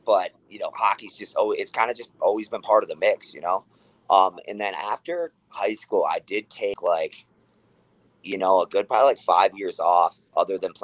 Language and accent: English; Rochester, New York, United States; I was born and raised in Rochester